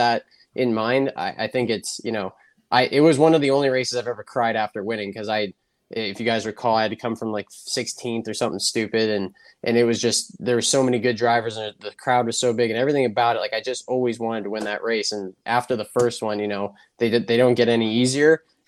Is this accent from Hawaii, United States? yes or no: no; Lancaster, California, United States; growing up in California, we didn't really have many street races. We had Buffalo Bills, which was kind of a cool temporary deal. And then later came my hometown race, the Lancaster Grand Prix.